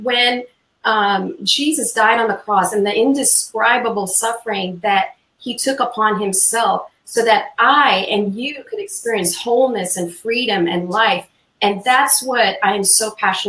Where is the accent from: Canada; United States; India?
India; moved away; I'm originally from India